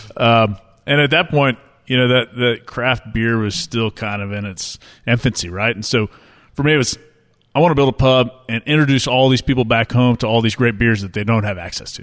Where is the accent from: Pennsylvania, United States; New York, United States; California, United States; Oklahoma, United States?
Oklahoma, United States; Tulsa; I grew up here in Tulsa, where we are now